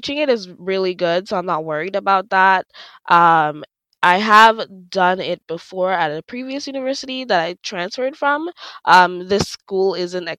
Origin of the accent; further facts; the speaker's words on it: Dominica; moved away; I'm from the Commonwealth of Dominica in the Caribbean, and my island has a wide range of flora and fauna